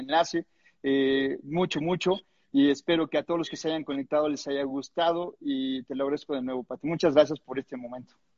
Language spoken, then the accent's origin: Spanish; Mexico; levantemos la mano los mexicanos